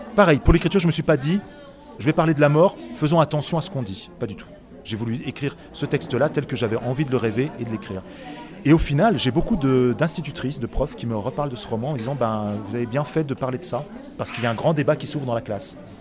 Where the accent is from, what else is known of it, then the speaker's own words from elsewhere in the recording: Autun, Bourgogne-Franche-Comté, France; moved away as an adult; also born or lived in Paris; je suis autunois, je suis né à Autun, euh, j'ai vécu 18 ans à Autun